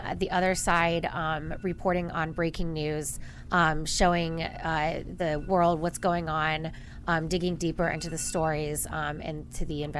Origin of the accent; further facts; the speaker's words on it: Dayton, Ohio, United States; I'm from Dayton, Ohio.